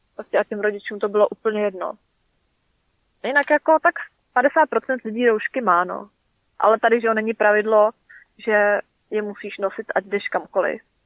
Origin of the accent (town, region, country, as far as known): Czechia; now in New Zealand